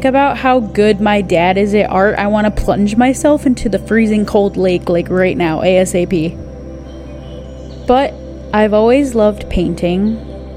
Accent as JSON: {"language": "English", "country": "United States", "said": "I'm American, but my family is originally from Quebec."}